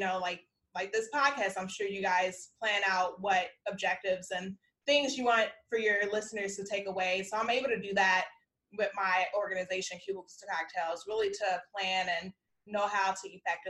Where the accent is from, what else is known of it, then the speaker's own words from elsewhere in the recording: South Holland, Illinois, United States; I'm like, I'm from Chicagoland because I grew up in South Holland.